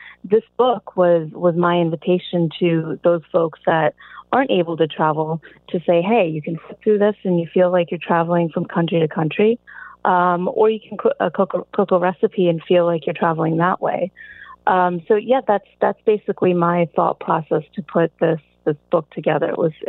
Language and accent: English; Galloway, New Jersey, United States; It's about 10 minutes outside of Atlantic City.